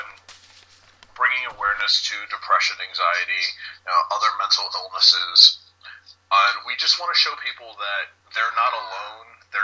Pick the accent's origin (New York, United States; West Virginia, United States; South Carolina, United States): New York, United States; New York City; originally I'm from New York City